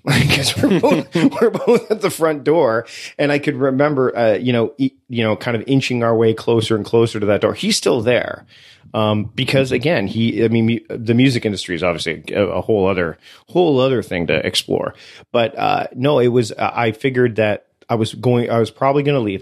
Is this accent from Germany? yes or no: no; Canada; I am Canadian